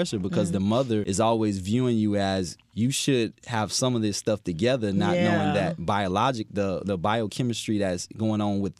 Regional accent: Fort Myers, Florida, United States; So I'm originally from Fort Myers, Florida. I came by way of playing college football at Florida Atlantic University.

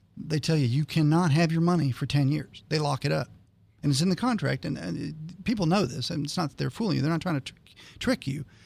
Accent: Canton, Ohio, United States; moved away; I grew up in Canton, Ohio.

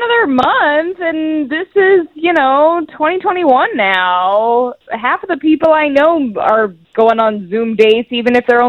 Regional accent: Broken Arrow, Oklahoma, United States; I'm from Broken Arrow. I haven't moved yet

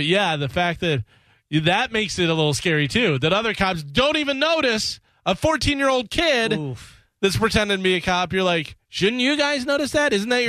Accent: Illinois, United States; moved away as an adult; now in Florida, United States; Whenever I moved from Illinois to Florida, I gave my dad my ice scraper.

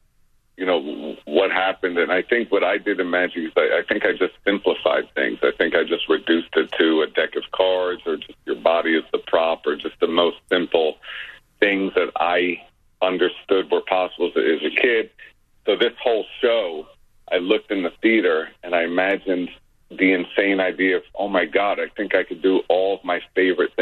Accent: New York City, New York, United States; when I was growing up, the traditional stuff in magic existed on the illusion side of things, which we in Brooklyn didn't have access to.

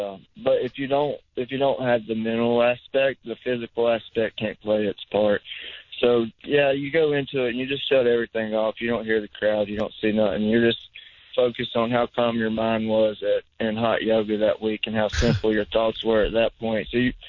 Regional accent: North Carolina, United States; I grew up in North Carolina pretty much ever since I graduated high school, and there was a lot of bull riders at that point in time.

